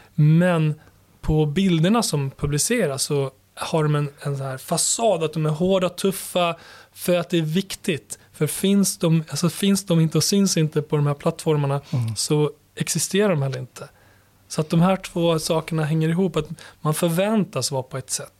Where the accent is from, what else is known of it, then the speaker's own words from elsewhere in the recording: Borlänge, Dalarna County, Sweden; moved away as an adult; also born or lived in Kosovo; now in Stockholm, Sweden; Och i Borlänge växte jag upp. Ja. Och, eh, född i Kosovo, kom hit som sjuåring till Borlänge där jag växte upp